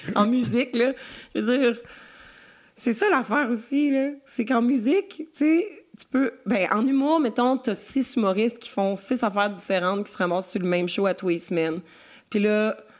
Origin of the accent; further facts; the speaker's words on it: Quebec, Canada; je suis la petite Québécoise